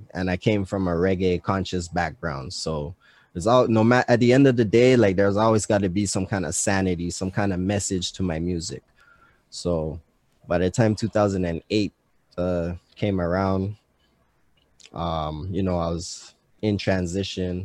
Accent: Montreal, Quebec, Canada; I grew up on Walkley for a minute

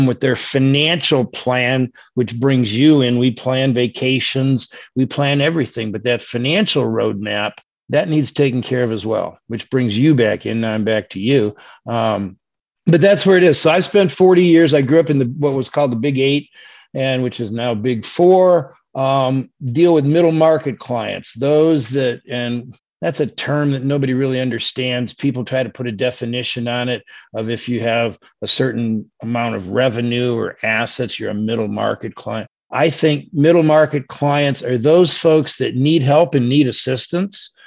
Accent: Michigan, United States; moved away as an adult; also born or lived in Orlando, Florida; I am from Michigan. So I've relocated back up here just because I like it up here, and this is where I'm from

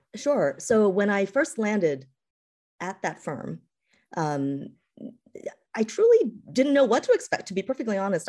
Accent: East Coast, United States; also born or lived in California / Massachusetts; I was born in California, um, and raised, but raised, uh, on the East Coast

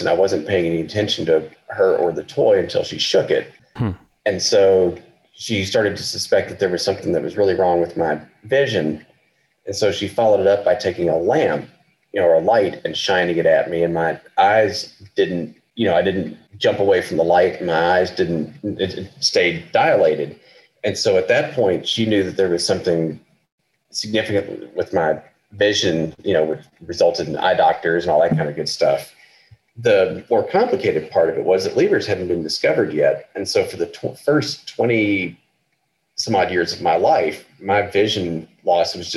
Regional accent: eastern Arkansas, United States; moved away as an adult; also born or lived in Fayetteville, Arkansas / Iceland / New York; I grew up in eastern Arkansas, which is about 50, my hometown was about 50 miles west of Memphis.

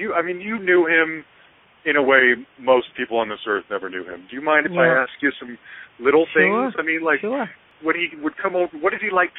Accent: Salt Lake City, Utah, United States; I grew up in Salt Lake City, and I'm and there's not a lot of kids in Salt Lake City my age who were as passionate about David Bowie as I was

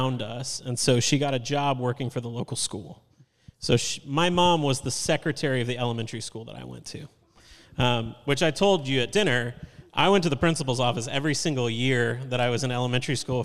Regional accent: Lenexa, Kansas, United States; I was raised in Lenexa

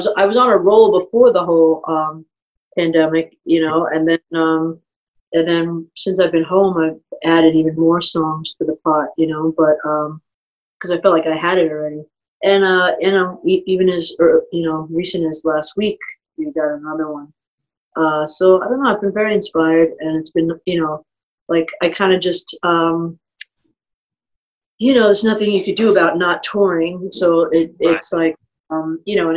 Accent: New York City, New York, United States; also born or lived in Long Island / Manhattan; I was born in Brooklyn and then was out there and then moved to Manhattan. So I kind of consider Manhattan, Brooklyn, my roots

